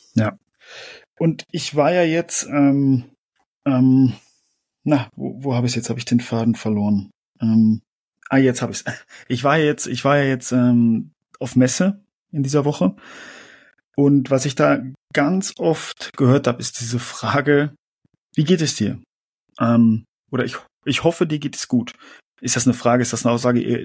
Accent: Germany; mir als Deutsche

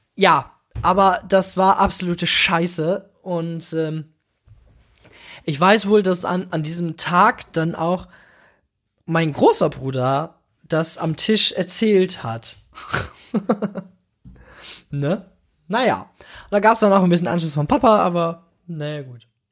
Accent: Bramsche, Lower Saxony, Germany; Ich bin geboren 1995 in Bramsche. Bramsche liegt nahe Osnabrück in Niedersachsen.

